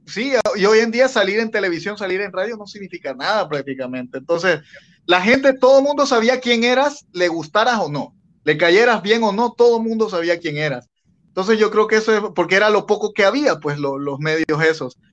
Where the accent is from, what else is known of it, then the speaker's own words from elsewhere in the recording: Bolivia; now in Honduras; yo soy de Bolivia, pero vivo aquí en Honduras también.